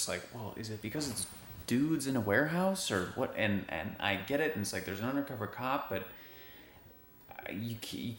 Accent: Michigan, United States; moved away; I'm from Michigan originally.

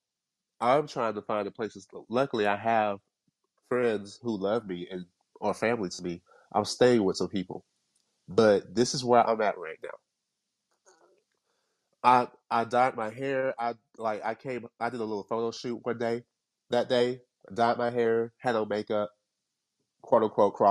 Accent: Kingston, Jamaica; I'm from Kingston, Jamaica, the hood

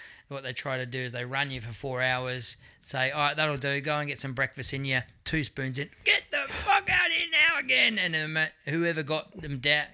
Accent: Adelaide, South Australia, Australia; I'm from Adelaide, you know, and more often than not, it's like, look out in the audience, and it's like, went to school with that person

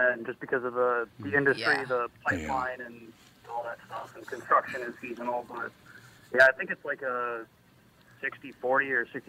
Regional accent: Lino Lakes, Minnesota, United States; I grew up in Lino Lakes.

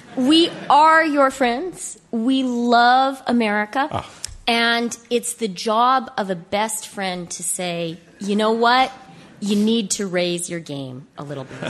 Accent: Canada; as a Canadian

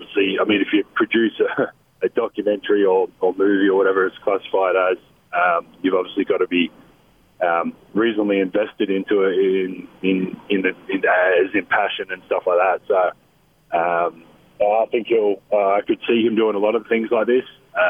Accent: Australia; moved away; I'm Australian, I've grown up there

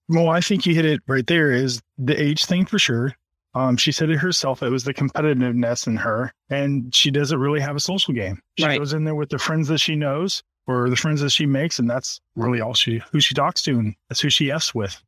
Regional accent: Oregon, United States; also born or lived in Norfolk, Virginia; I was born in Oregon

